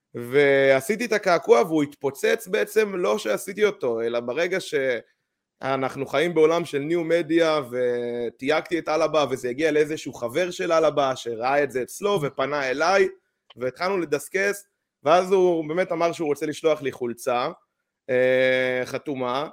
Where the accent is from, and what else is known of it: Israel